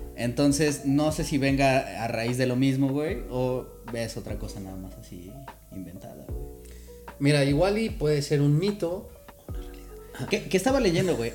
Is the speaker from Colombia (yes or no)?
no; Mexico; como mexicanos